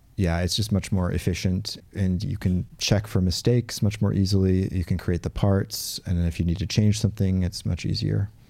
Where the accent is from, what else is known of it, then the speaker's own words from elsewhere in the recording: Portland, United States; where I grew up in Portland.